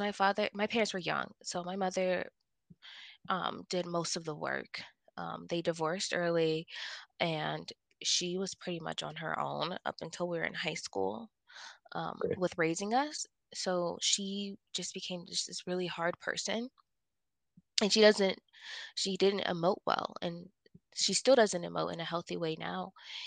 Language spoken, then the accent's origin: English; Ohio, United States; moved away as an adult; now in Colorado, United States; I grew up in Ohio from the age of 4, and I left when I was 22